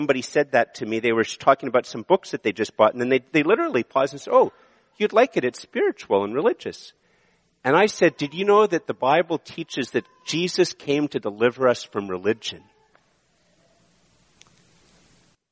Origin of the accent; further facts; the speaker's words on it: Ottawa, Ontario, Canada; also born or lived in Montreal; I was born in Montreal, and I've lived in Ottawa most of my life